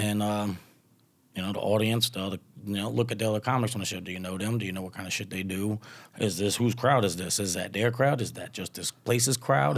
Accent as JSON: {"language": "English", "region": "Louisiana", "country": "United States", "accent": "twang", "moved": "yes", "lives_now": "California, United States", "said": "I'm from Louisiana and now I live in California"}